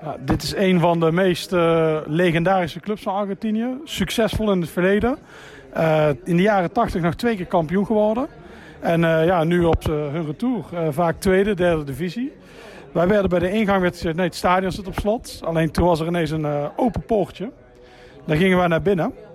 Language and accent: Dutch; Netherlands